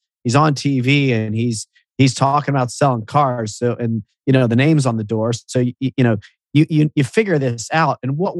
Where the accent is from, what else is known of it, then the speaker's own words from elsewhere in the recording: Columbus, Ohio, United States; I grew up in Columbus and, you know, I was in high school in the 90s. I graduated in 93.